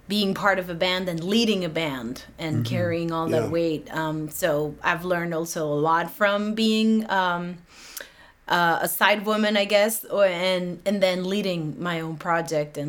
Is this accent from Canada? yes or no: no; Monterrey, Nuevo León, Mexico; now in New York, United States; My hometown is Monterey